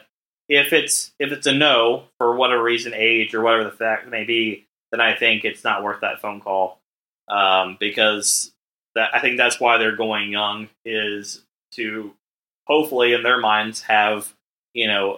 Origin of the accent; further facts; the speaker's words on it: United States; as an American